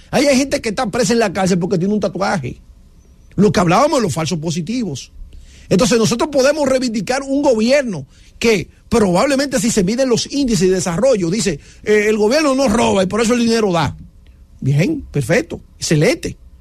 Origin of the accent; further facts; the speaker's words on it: Dominican Republic; en la República Dominicana no tendría sentido, porque nosotros tenemos, eh, vamos a decir, un orden